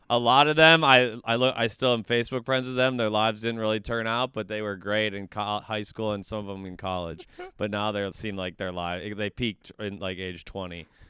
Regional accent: Woodbury, Minnesota, United States; also born or lived in Wisconsin; I'm from Woodbury, which is one of the Applebee's suburbs of the Twin Cities

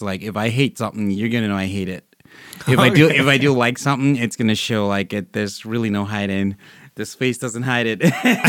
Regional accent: Vancouver, British Columbia, Canada; also born or lived in Nigeria; I'm from Vancouver, but born in Nigeria. So, you know, I've kind of like been around the block and back.

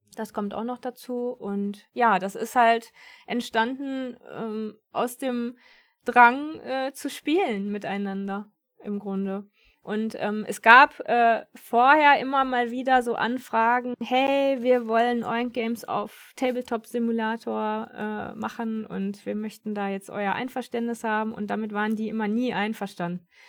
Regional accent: Germany; bei uns in Deutschland

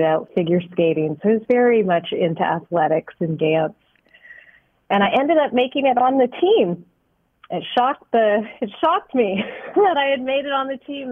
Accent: Kitchener, Ontario, Canada; moved away; I'm actually originally from Ontario, Canada, a city called Kitchener

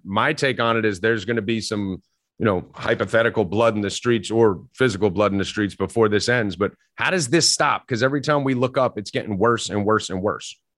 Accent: New Jersey, United States; I'm Italian from North Jersey

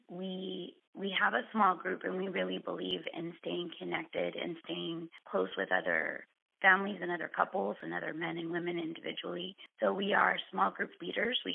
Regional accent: Central Florida, United States; I grew up in the Central Florida area where I met my wonderful husband.

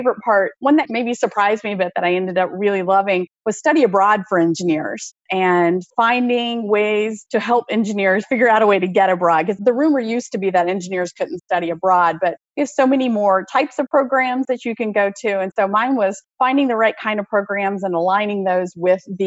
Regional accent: Oxford, Mississippi, United States; moved away as an adult; also born or lived in North Carolina / Pennsylvania / Tennessee; I grew up in the American South, actually went to junior high and high school in Oxford, Mississippi

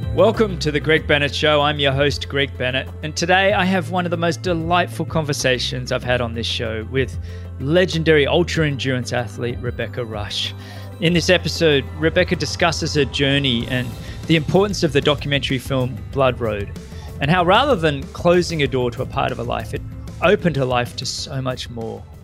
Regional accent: Sydney, New South Wales, Australia; now in Florida, United States; my hometown, Sydney

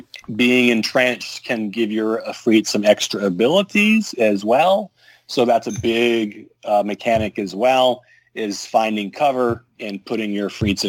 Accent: Russia; moved away; Well, anyway, growing up in Russia as a little girl

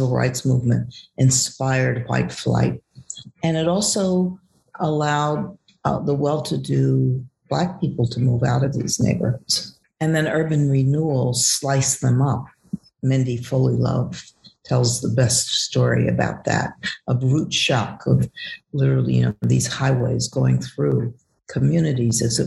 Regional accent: Cincinnati, Ohio, United States; the neighborhood where I grew up in Cincinnati, Ohio

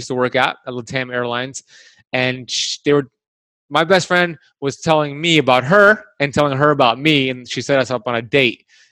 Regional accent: Miami, Florida, United States; I was born and raised in Miami

